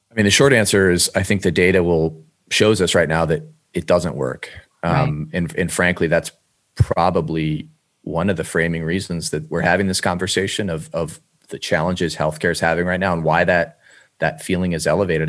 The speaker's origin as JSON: {"language": "English", "town": "Cleveland", "region": "Ohio", "country": "United States", "said": "I'm from Cleveland, Ohio originally"}